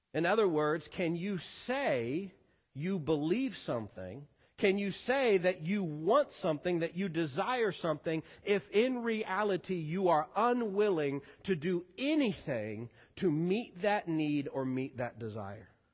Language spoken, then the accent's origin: English; Missouri, United States; moved away; I am a Missouri boy born and raised, as is my wife